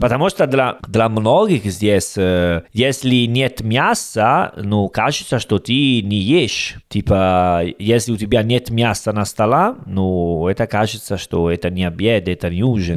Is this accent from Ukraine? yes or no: no; Italy; Russian is a second language; now in Uzbekistan; я итальянец